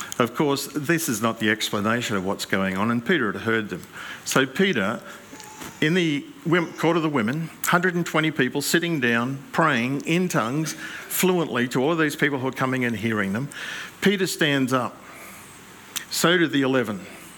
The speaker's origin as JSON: {"language": "English", "region": "New South Wales", "country": "Australia", "said": "Yes. I'm from New South Wales."}